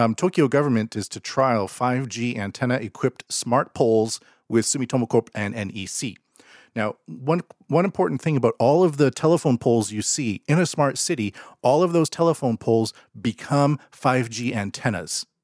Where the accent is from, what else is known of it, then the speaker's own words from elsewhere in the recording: Canada; moved away; they used to train in my hometown